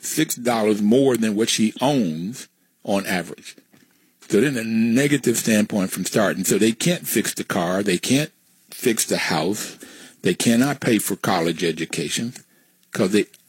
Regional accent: West Virginia, United States; I grew up in West Virginia, and the neighborhood I grew up in were black and white

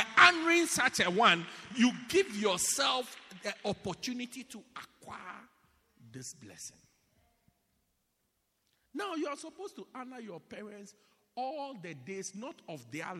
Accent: Pietermaritzburg, KwaZulu-Natal, South Africa; oh, as for me, I come from Pietermaritzburg.

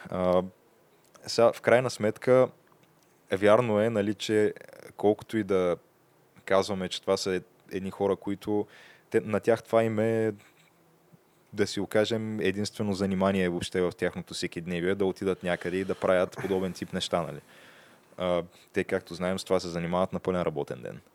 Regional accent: Bulgaria; аз съм българин

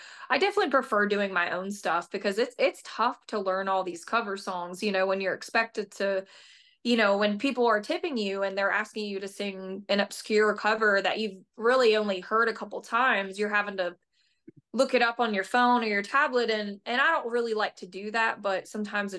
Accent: Delaware County, Pennsylvania, United States; moved away as an adult; now in Nashville, United States; I grew up in Phil, you know, right outside of Philadelphia

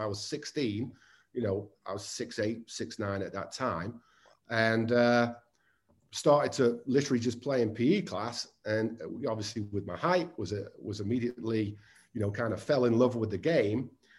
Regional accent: Southport, North West England, United Kingdom; now in United States; Obviously I'm from Southport in the Northwest

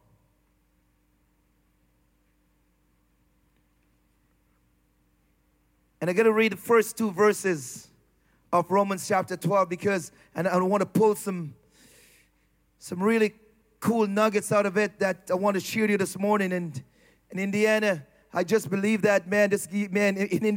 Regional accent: Jamaica; I'm Jamaican

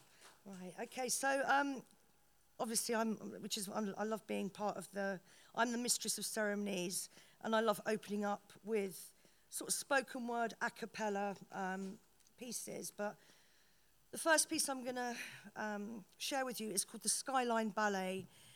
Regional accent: Paris, Île-de-France, France; born there; I was born in Paris, and I've always been influenced by salons

